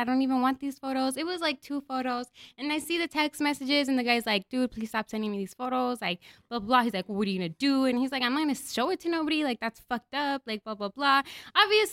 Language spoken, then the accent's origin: English; El Paso, Texas, United States; I grew up in the Valley, in the Lower Valley. I'm LV for life